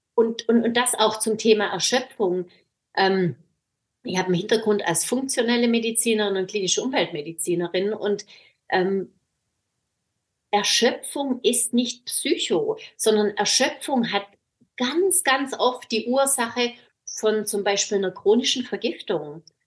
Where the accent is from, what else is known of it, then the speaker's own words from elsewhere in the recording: Swabia, Germany; moved away as an adult; now in Baltic Sea coast, Germany; hier an der Ostsee gelandet als Schwäbin